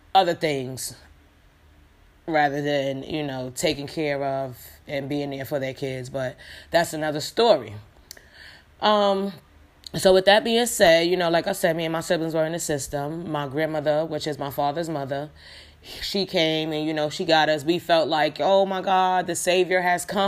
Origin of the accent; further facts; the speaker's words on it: New York City, New York, United States; also born or lived in Yonkers, New York; I was born and, raised in Brooklyn, New York, whatever. I grew up in the Fort Greene, but I was raised in a Star. That's Bed-Stuy, Brooklyn